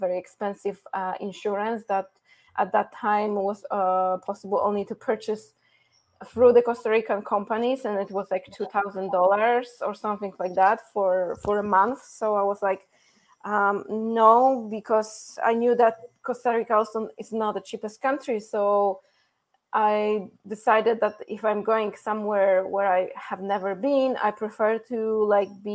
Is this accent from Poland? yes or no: yes; Poland; English is a second language; moved away as an adult; also born or lived in Iceland / Mexico; the little girl from Poland